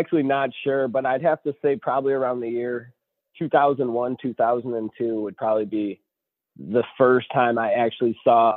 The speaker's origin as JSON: {"language": "English", "town": "Buffalo", "region": "New York", "country": "United States", "said": "I'm from Buffalo, New York"}